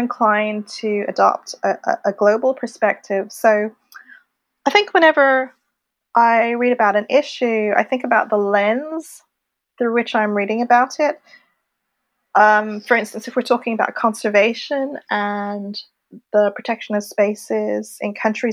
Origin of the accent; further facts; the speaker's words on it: Montreal, Quebec, Canada; also born or lived in Wimbledon, London / Laurentian Mountains / France / Tbilisi; now in London, United Kingdom; I was born in London. I was raised in Montreal, Canada.